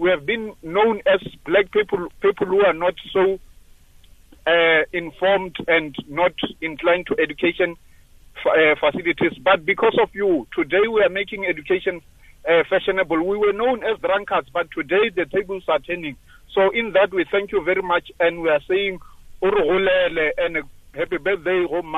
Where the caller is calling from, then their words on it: Cape Town, Western Cape, South Africa; also born or lived in Seshego; I'm calling from Cape Town. I came all the way from Seshego.